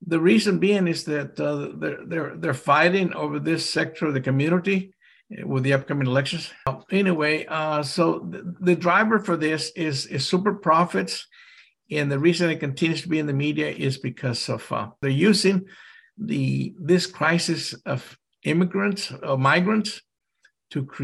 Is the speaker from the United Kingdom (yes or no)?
no; Mexico; now in Texas, United States; I'm an immigrant from Mexico myself, and my relatives live on both sides of the border